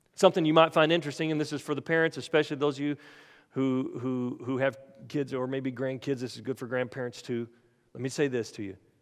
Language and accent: English; Oklahoma, United States; moved away; I'm, I'm originally from Oklahoma